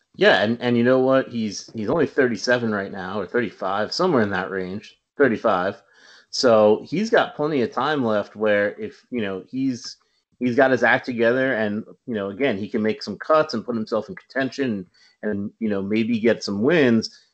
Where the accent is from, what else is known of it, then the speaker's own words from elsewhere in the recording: Westchester, New York, United States; I'm being from the Westchester area